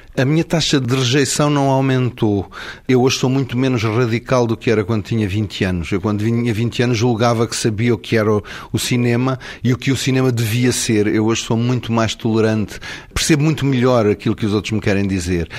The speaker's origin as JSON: {"language": "Portuguese", "country": "Portugal", "first_language": "Portuguese"}